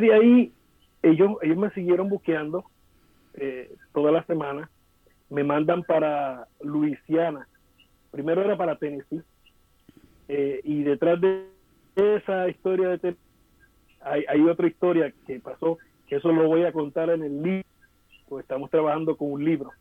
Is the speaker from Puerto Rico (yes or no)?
yes; Vega Alta, Puerto Rico; en mi pueblo Vega Alta